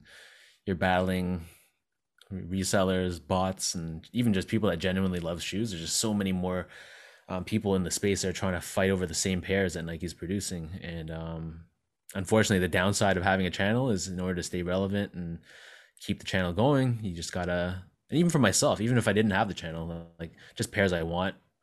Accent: Toronto, Ontario, Canada; we born and raised in Toronto

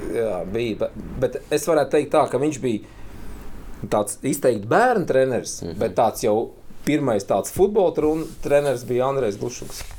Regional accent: Kuldīga, Kurzeme, Latvia; now in Riga, Latvia; Es esmu kuldīgnieks

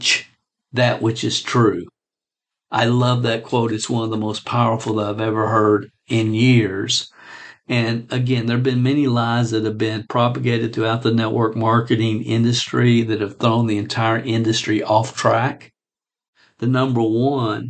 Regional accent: Stamping Ground, Kentucky, United States; a little dinky town in Kentucky called Stamping Ground Kentucky

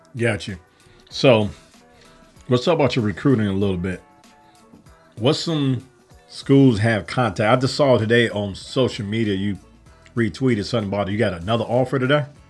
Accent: Chicago, Illinois, United States; I'm from Chicago.

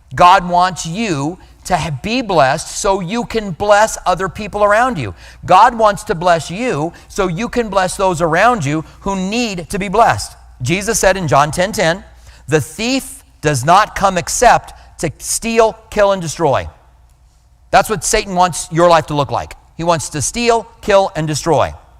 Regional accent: Albuquerque, New Mexico, United States; moved away; I grew up in Albuquerque

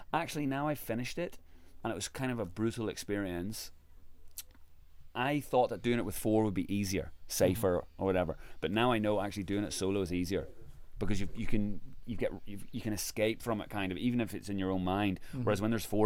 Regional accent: Ireland; I'm from Ireland

